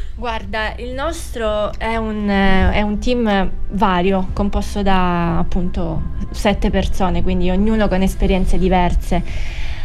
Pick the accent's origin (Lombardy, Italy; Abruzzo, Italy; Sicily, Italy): Sicily, Italy; moved away as an adult; also born or lived in Milan / Rome / Berlin / Brussels; sono stata tanti anni fuori, mh, mm, per l'esattezza dieci anni, fuori dalla Sicilia